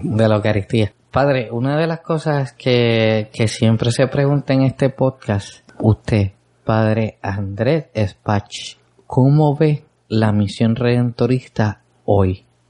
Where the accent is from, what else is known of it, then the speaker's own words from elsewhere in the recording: San Lorenzo, Puerto Rico; Es mi pueblo.